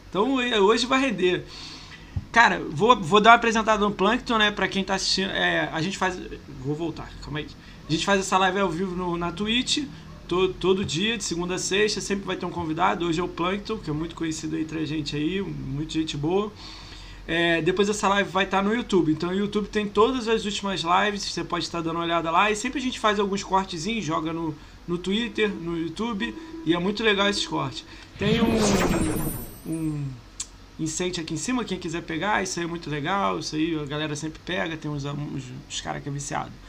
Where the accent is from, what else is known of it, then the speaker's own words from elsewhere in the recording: Rio de Janeiro, Brazil; Mas a gente é do Rio